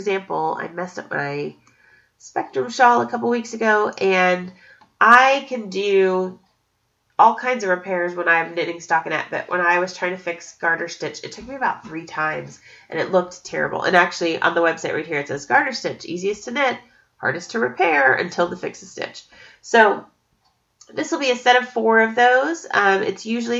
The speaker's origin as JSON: {"language": "English", "town": "Estes Park", "region": "Colorado", "country": "United States", "tie": "born or raised there", "said": "Estes Park, Colorado, which is my hometown"}